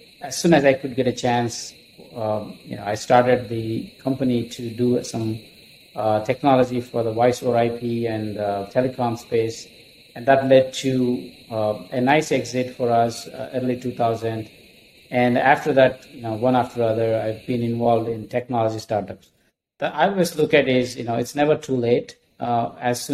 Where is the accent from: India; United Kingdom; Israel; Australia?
India; moved away as an adult; also born or lived in Minneapolis / Dallas; now in United States; I'm from India, and I came here with two suitcases full of clothing